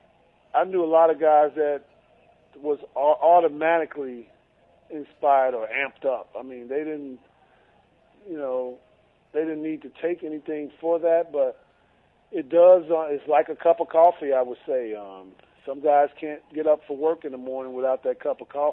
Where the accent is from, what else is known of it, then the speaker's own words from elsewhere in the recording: Chicago, Illinois, United States; I'm from Chicago, and you know I grew up watching the Cubs